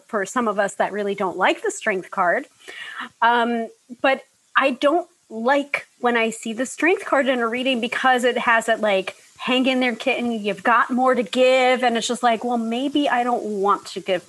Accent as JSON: {"language": "English", "region": "New York", "country": "United States", "said": "the New Yorker"}